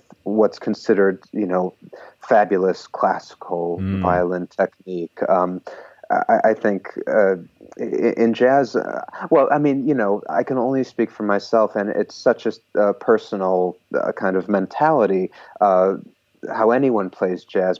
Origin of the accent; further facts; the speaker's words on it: a suburb of Chicago, Illinois, United States; now in New York, United States; I grew up in a suburb of Chicago